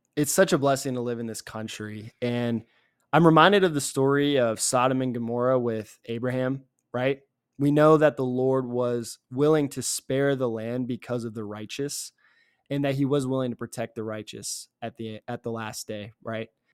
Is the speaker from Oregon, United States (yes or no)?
no; Mechanicsville, Virginia, United States; I'm from this, uh, little town right outside of Richmond called Mechanicsville